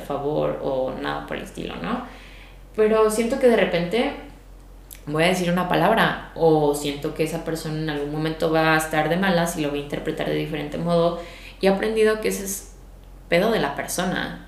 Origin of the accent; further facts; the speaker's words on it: Mexico; de México